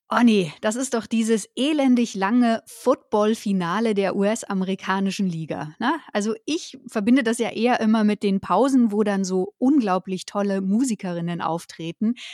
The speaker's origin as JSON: {"language": "German", "region": "Berlin", "country": "Germany", "said": "Ich komme ja aus Berlin"}